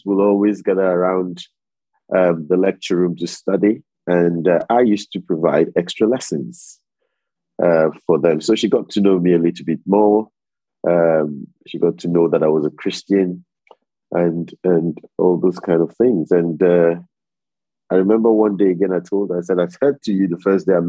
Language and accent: English; Lagos, Nigeria; moved away as an adult; also born or lived in Delta State, Nigeria / York, England; I'm originally from the Delta in Nigeria. My state is Delta State, but I was born in Lagos in Nigeria. I went to primary, secondary school, university. I did all my professional training in Lagos